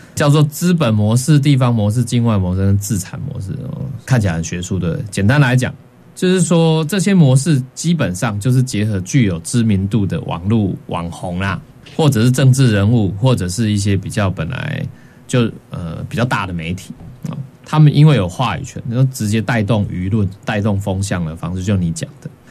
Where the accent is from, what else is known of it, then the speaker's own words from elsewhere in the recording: Taiwan; 我们台湾人